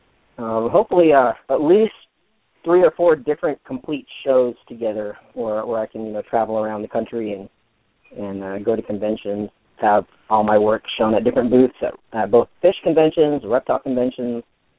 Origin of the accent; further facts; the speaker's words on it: San Diego, California, United States; here in my hometown in San Diego, California